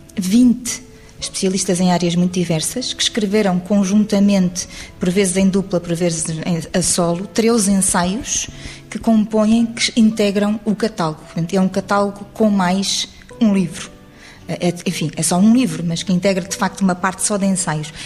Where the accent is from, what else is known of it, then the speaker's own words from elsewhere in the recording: Lisbon, Portugal; Eu sou alfacinha de gema